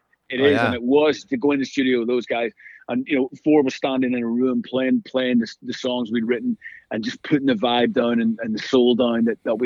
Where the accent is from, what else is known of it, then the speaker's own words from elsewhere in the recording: Belfast, Northern Ireland, United Kingdom; moved away; We grew up in Belfast in the 70s and 80s with all the craziness going on